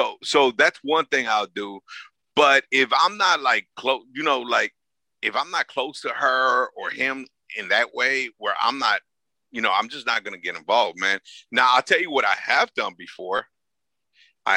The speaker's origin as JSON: {"language": "English", "town": "Los Angeles", "region": "California", "country": "United States", "said": "I'm from South Central LA, man. I'm from the hood"}